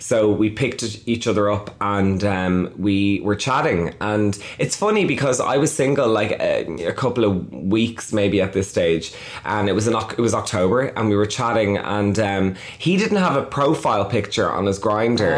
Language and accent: English; Dublin, Leinster, Ireland; I'm from Dublin, which is the capital of Ireland